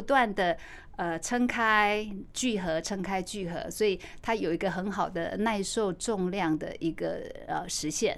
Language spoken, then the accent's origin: Chinese; Taichung, Taiwan; 因为一路我在台中长大